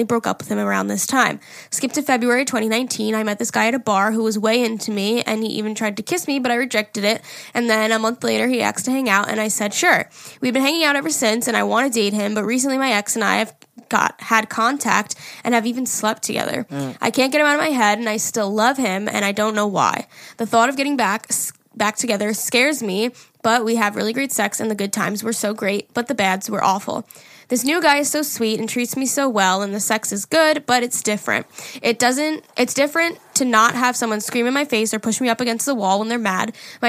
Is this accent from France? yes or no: no; Canada; Hey, listen, Jerry, I'm almost 21 and I'm from Canada.